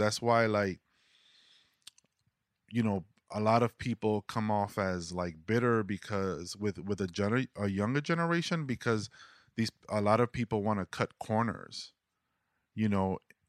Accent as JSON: {"language": "English", "town": "New York City", "region": "New York", "country": "United States", "said": "there's just this thing that you go through as being a New Yorker that you go through this like training as from a kid being made fun"}